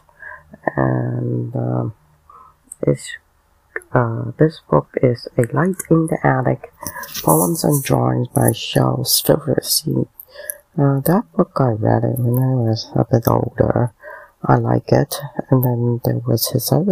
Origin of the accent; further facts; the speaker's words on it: Canada; I'm Canadian